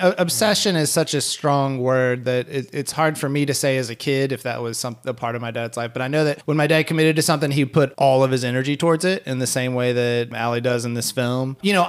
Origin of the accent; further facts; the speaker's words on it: Haiti; reminded me so much of my own childhood growing up in Haiti.